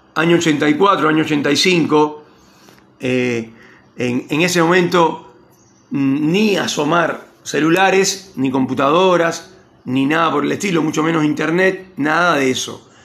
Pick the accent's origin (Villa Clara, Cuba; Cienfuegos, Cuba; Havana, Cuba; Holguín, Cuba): Cienfuegos, Cuba; moved away as an adult; la casa con, con mis viejos, con, acá, acá en Cienfuegos